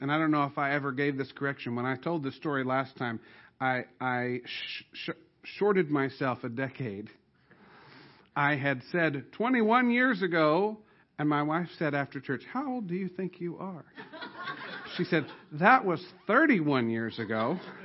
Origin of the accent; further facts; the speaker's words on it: Southern Illinois, United States; where I grew up in Southern Illinois